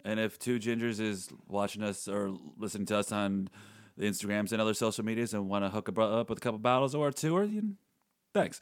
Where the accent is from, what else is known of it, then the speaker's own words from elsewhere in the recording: Buffalo, New York, United States; we're just from Buffalo.